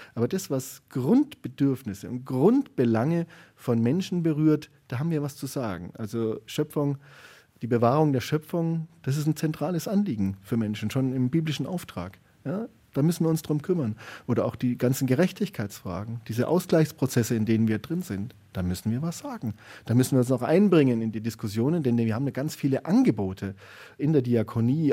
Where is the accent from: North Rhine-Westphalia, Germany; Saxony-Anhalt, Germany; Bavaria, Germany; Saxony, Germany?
Bavaria, Germany; Garmisch-Partenkirchen; moved away; also born or lived in Nuremberg; ich bin ja da in, in Garmisch-Partenkirchen aufgewachsen.